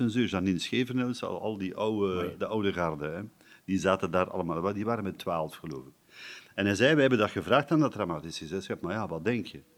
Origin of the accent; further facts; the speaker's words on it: Erpe-Mere / Aalst area, Flanders, Belgium; Hier in, hier in de buurt, Hekergem de deelgemeente Hekergen, waar ik vandaan kom